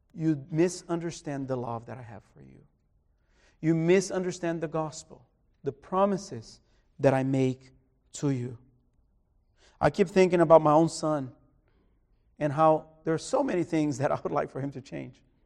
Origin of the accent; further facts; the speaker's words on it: Brazil; moved away; my hometown in Brazil